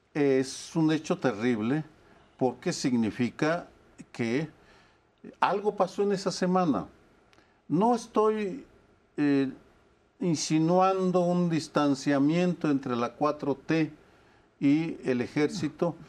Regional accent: Jalisco, Mexico; Yo soy de Jalisco

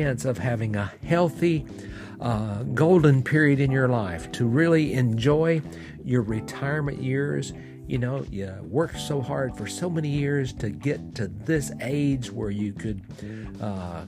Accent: Fort Payne, Alabama, United States; I'm recording here in my hometown of Fort Payne, Alabama, in the United States

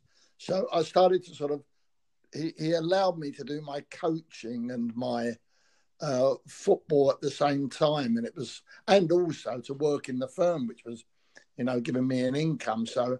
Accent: London, United Kingdom; also born or lived in Shepherd's Bush; Well, I grew up in Fulham. I was a mad Fulham fan, and I was just born in Shepherd's Bush, or sorry, a market, North End Road Market. And little terraced house.

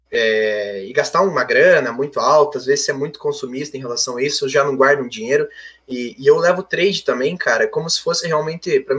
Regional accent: Rebouças, Paraná, Brazil; Não, não, eu sou do, sou do Paraná, mano, mais precisamente é, Rebouças, que é do lado de Irati

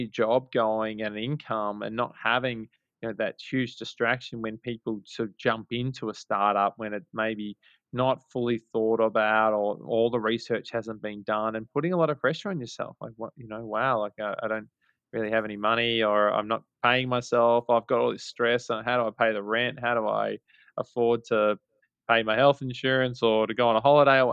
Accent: Melbourne, Victoria, Australia; moved away as an adult; now in New York City, United States; We're both from Australia, both from Melbourne, Australia

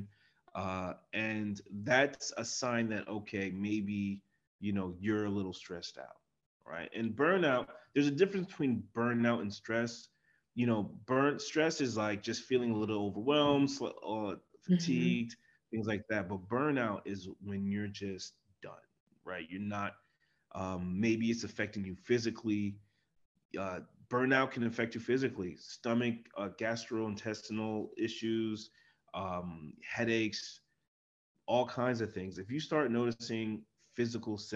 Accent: New Jersey, United States; I'm from New Jersey

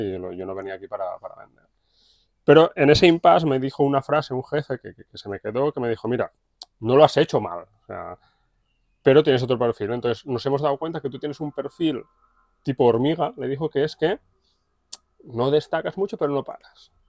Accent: Matadepera, Catalonia, Spain; nací aquí en Mata de Pera, fui al colegio, instituto

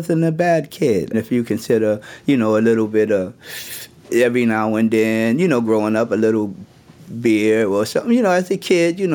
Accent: New York City, New York, United States; I grew up in Brooklyn, New York.

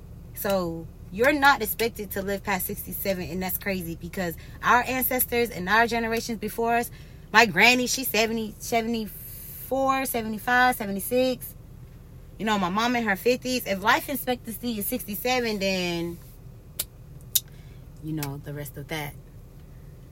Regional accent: United States; our life expectancy as Americans has gone down

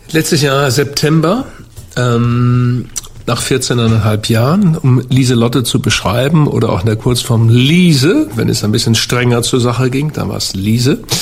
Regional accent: Hamburg, Germany; ich bin Hamburger

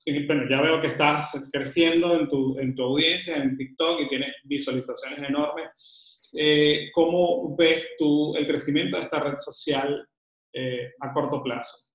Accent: Venezuela; now in Panama; que estoy ahorita en Panamá, que soy venezolano viviendo en Panamá

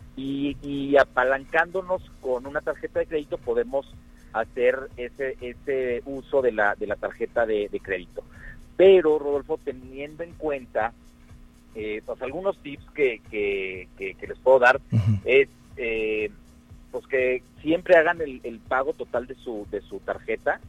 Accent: Mexico; nos conocemos como mexicanos

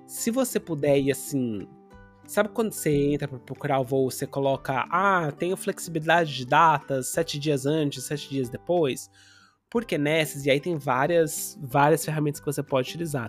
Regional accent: Brazil; a gente cresceu, né, no Brasil com, com a com uma influência muito grande da colônia japonesa

